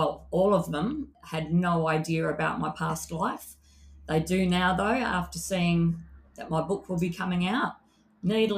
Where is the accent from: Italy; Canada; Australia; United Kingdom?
Australia; Perth, Western Australia; my book is about growing up in Perth, Western Australia